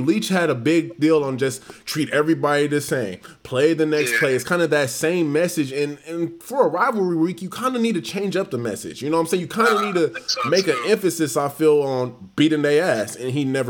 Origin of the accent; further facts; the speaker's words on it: Los Angeles, California, United States; moved away; I'm from Los Angeles